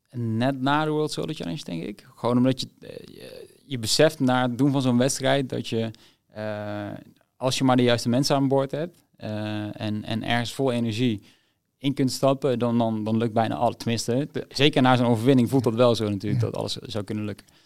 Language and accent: Dutch; Zimbabwe; also born or lived in Niger; Ja, geboren in Niger. na drie maanden verhuisd naar Zimbabwe. Dus goed, Niger heb ik niet gekend.